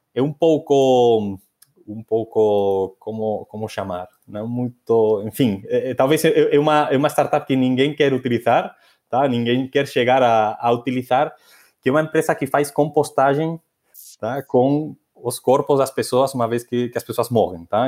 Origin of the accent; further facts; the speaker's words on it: Asturias, Spain; moved away; na minha terra, na, nas Astúrias